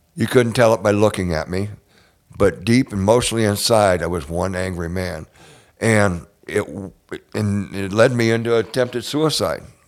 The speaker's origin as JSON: {"language": "English", "region": "Northwest Ohio", "country": "United States", "tie": "born or raised there", "moved": "yes", "said": "I grew up in Northwest Ohio, out, way out in farm country."}